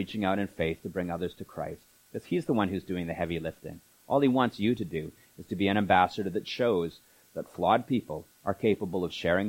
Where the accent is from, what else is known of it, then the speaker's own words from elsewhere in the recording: Canada; we're Canadians